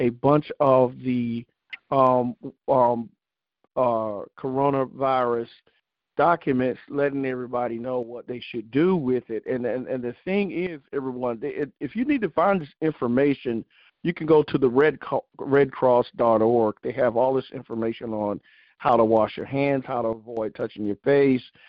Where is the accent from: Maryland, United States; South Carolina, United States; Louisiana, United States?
South Carolina, United States; my home state of South Carolina